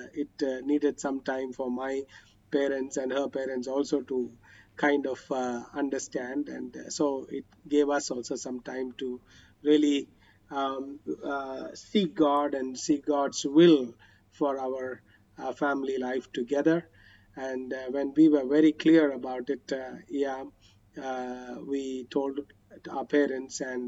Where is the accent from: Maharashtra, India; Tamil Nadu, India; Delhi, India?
Tamil Nadu, India; Chennai; moved away as an adult; also born or lived in Kerala; now in Karnataka, India; I grew up in Chennai